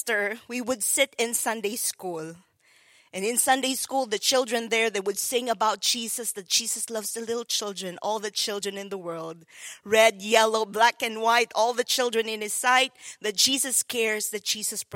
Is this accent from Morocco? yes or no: no; Philippines; moved away; growing up in the Philippines, it was so difficult